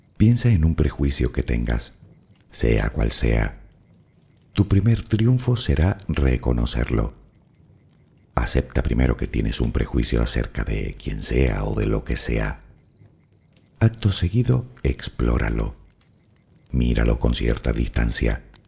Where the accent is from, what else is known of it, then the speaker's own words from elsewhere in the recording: Spain; que soy español